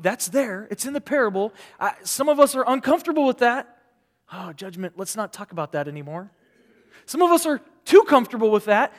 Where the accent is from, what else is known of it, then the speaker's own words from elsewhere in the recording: Omaha, Nebraska, United States; now in California, United States; I grew up in the city in Omaha, Nebraska